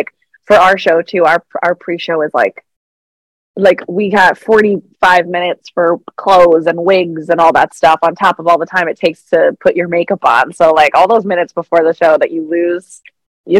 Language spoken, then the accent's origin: English; Westchester, New York, United States; I was born and raised in Westchester, which is right outside of New York City.